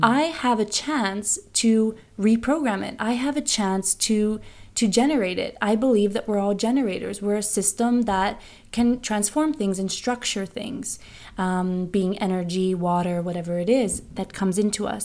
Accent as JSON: {"language": "English", "country": "United States", "moved": "yes", "lives_now": "Bergen, Norway", "said": "I'm American"}